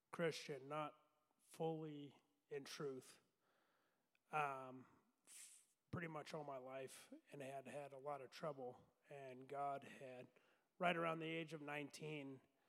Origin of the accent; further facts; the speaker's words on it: Ogden, Utah, United States; moved away as an adult; I was born and raised in Ogden, Utah, and I lived there for 23 years.